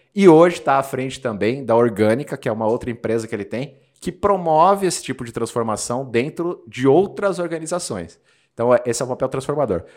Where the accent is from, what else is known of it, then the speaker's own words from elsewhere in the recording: Osasco, São Paulo, Brazil; Eu sou de Osasco, Os, cidade de Os, onde temos lá a sede de um grande banco um bancão, e a cidade inteira era orientada a trabalhar nesse, nesse grande bancão.